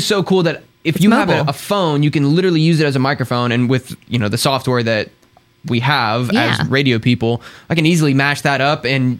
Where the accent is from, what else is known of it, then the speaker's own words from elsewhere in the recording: Houston, Texas, United States; moved away as an adult; And it's in Houston. It's my hometown.